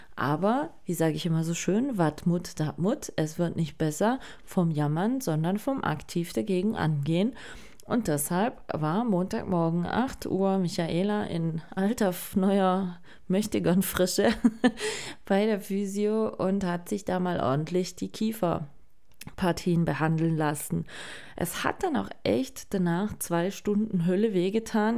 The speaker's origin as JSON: {"language": "German", "region": "Baden-Württemberg", "country": "Germany", "said": "bei uns in Baden-Württemberg"}